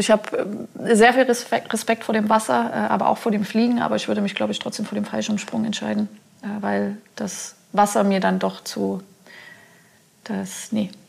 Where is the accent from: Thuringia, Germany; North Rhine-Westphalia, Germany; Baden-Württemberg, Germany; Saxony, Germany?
Saxony, Germany; Chemnitz; Ich bin gebürtige Chemnitzerin, da schlägt mein Herz nur blau-weiß.